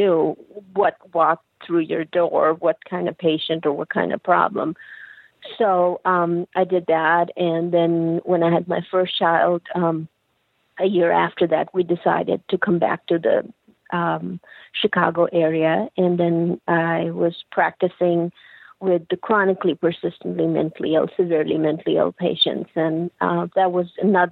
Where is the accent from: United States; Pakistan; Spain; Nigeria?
Pakistan; moved away; I'm originally from Pakistan, and as a child, I was a bright child